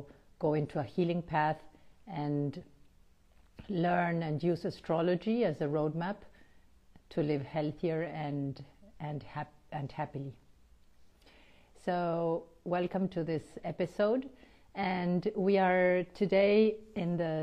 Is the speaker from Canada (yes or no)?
no; Argentina; moved away; also born or lived in United States / Switzerland; I was born in Argentina, but lived quite a few years, about 8 years in the United States, and then almost 9 years in Switzerland before I came back home